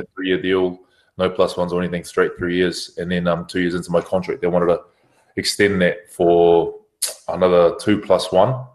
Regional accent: New Zealand; moved away as an adult; now in France; I'm a Kiwi lad

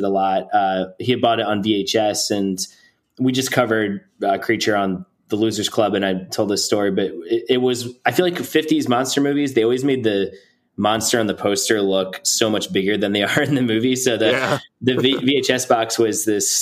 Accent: New Jersey, United States; We're all from New Jersey, and my parents met at the South Jersey Shore on the island where my grandparents lived.

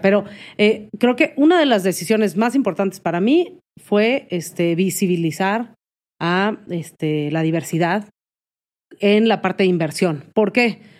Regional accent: Mexico; soy mexicana y es parte de mi cultura

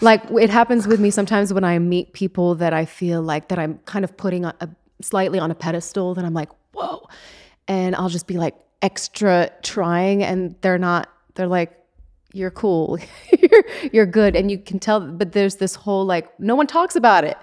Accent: Switzerland; now in Los Angeles, United States; I come from Switzerland in the middle of nowhere, and now here I am in Hollywood

